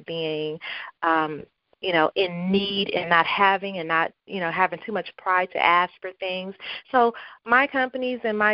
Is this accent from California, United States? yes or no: yes; Compton, California, United States; I grew up in Compton, California. That is my hometown.